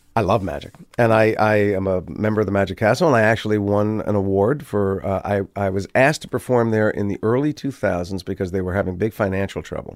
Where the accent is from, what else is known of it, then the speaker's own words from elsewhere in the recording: Maplewood, New Jersey, United States; also born or lived in Livingston, New Jersey; when I was twelve or thirteen, we moved from Maplewood to Livingston